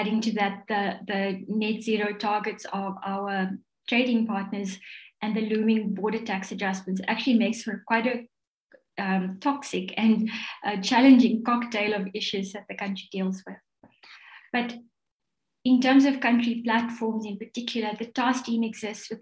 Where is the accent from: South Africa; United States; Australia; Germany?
South Africa; As a South African